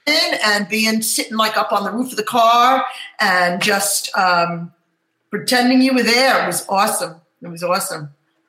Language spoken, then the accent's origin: English; New Jersey, United States; We used to go all the time down the Jersey Shore, and I grew up in New Jersey.